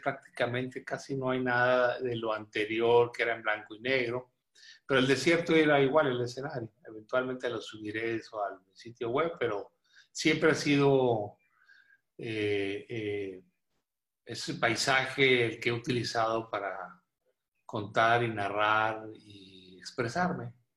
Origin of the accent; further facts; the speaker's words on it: Monclova, Coahuila, Mexico; also born or lived in Monterrey, Nuevo León / Mexico City; Yo nací en Monclova y he vivido en Coahuila y Monterrey por muchos años